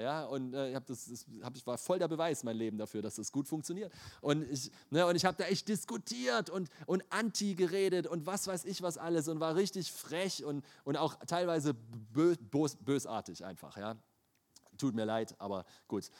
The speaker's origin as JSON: {"language": "German", "town": "Leipzig", "region": "Saxony", "country": "Germany", "tie": "born or raised there", "said": "Ich bin in Leipzig aufgewachsen"}